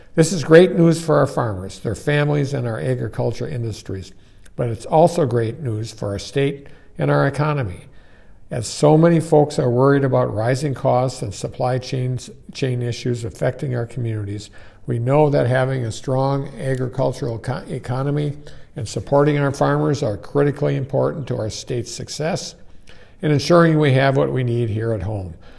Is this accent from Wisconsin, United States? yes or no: yes; Plymouth, Wisconsin, United States; I'm not only from Plymouth, which is the cheese capital of the world